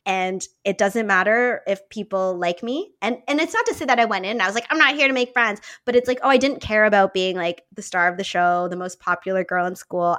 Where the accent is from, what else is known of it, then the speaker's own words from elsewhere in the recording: Niagara Falls, Ontario, Canada; I grew up in Niagara Falls here in Canada